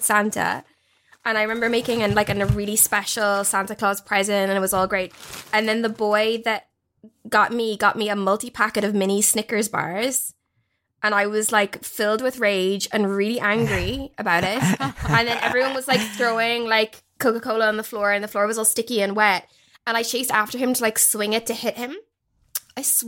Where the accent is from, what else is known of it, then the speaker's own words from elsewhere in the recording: Ireland; moved away as an adult; now in London, United Kingdom; being Irish and living there